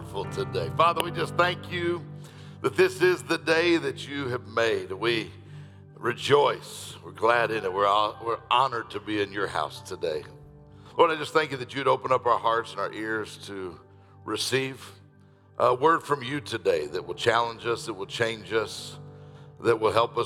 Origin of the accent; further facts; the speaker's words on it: Detroit, Michigan, United States; I'm from Detroit